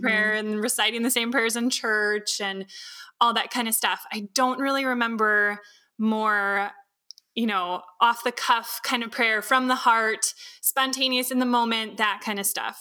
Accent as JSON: {"language": "English", "region": "Wisconsin", "country": "United States", "tie": "born or raised there", "also_born_or_lived": "California", "said": "I was born in California originally, and as a kid, I vaguely remember before we moved, uh, here to Wisconsin"}